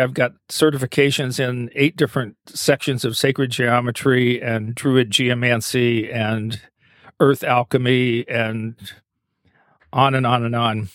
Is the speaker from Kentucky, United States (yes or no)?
yes; Eastern Kentucky, United States; also born or lived in Asheville, North Carolina; now in Maine, United States; I grew up in Eastern Kentucky